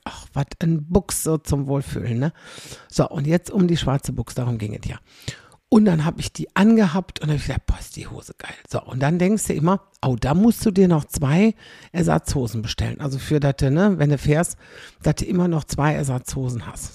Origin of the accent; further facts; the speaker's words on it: Xanten, North Rhine-Westphalia, Germany; meine Heimatstadt